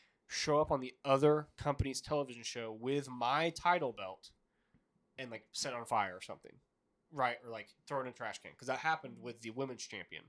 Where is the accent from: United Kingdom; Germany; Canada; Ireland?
Canada; Montreal, Quebec; I don't want to lose in my hometown of Montreal.